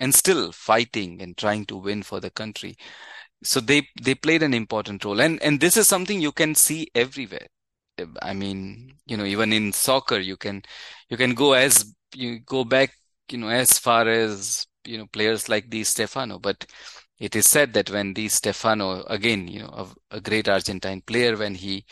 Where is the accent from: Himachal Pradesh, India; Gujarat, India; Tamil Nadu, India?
Gujarat, India; Ahmedabad; moved away; I'm from Ahmedabad, so, you know, the home of Gujarat Titans